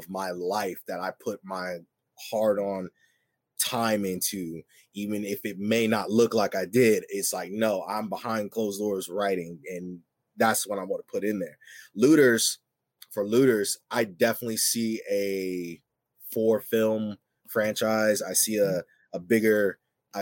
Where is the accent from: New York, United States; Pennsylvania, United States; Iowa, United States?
Iowa, United States; Waterloo; moved away as an adult; City I grew up in is Waterloo